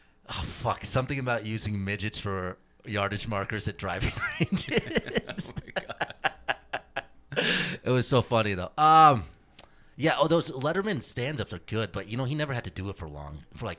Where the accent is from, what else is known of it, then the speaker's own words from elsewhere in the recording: United States; I am an Indian, I am an American, I am a Colts fan, I am a Pacers fan, I am a Hindu, okay?